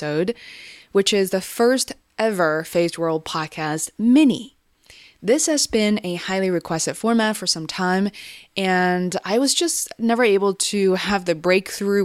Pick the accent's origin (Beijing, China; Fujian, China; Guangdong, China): Beijing, China; growing up in China in the 90s